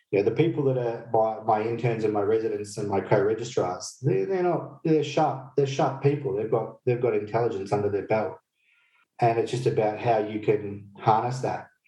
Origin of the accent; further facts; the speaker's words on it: Fiji; So when I grew up in Fiji in my uh, in my youth